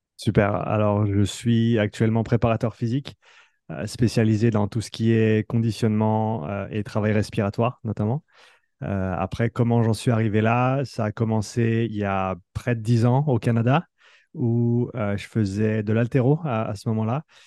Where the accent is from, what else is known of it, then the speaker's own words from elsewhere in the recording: Nyon, Vaud, Switzerland; moved away as an adult; also born or lived in France; l'équipe là où j'ai grandi, là où j'ai joué étant plus jeune aussi, ici à Nyon